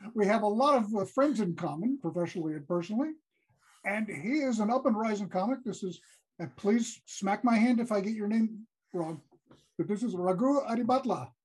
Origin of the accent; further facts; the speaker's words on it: New York City, New York, United States; also born or lived in Troy, New York; I grew up in New York City. I grew up in Brooklyn.